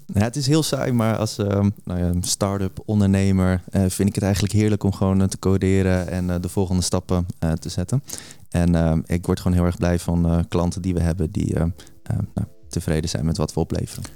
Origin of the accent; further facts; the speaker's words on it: Almere, Flevoland, Netherlands; omdat ik uit Almere kom